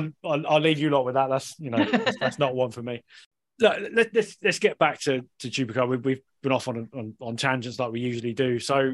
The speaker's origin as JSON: {"language": "English", "town": "Redruth", "region": "South West England", "country": "United Kingdom", "moved": "yes", "said": "I'm from Redruth."}